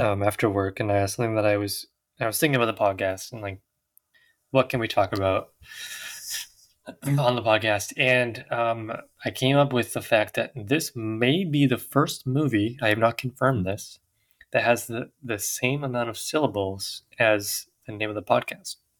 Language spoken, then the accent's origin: English; Victoria, British Columbia, Canada; we're from Victoria.